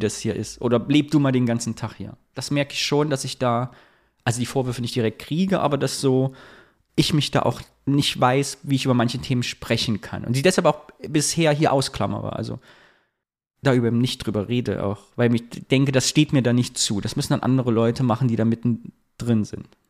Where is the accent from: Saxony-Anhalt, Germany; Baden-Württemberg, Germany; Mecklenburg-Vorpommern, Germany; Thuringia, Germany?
Thuringia, Germany; moved away; ich habe ja immer noch die Fantasie, mal nach Thüringen zurückzugehen